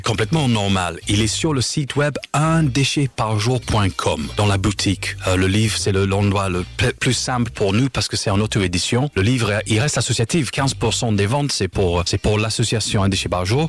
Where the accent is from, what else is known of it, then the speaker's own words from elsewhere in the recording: Leeds, Yorkshire and the Humber, United Kingdom; French is a second language; moved away as an adult; also born or lived in Lille / Paris; now in Marseille, France; je suis anglais, je suis né à Leeds en Angleterre